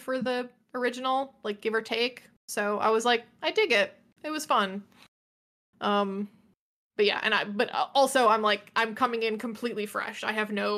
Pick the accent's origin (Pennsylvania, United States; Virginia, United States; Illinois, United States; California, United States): Illinois, United States; 20 minutes from Fermilab; 20 minutes from my hometown